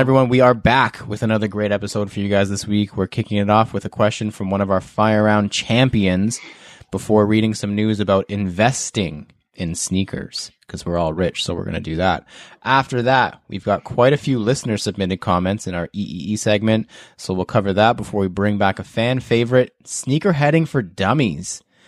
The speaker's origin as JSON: {"language": "English", "country": "Canada", "said": "as a Canadian"}